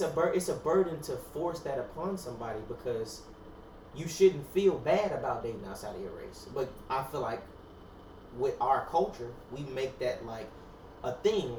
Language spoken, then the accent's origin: English; United States; I'm a black American, not an African American